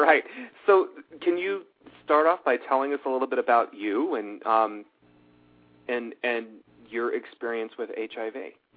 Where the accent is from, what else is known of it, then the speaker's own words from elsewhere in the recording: Los Angeles, California, United States; now in Charlotte, United States; I grew up out in Los Angeles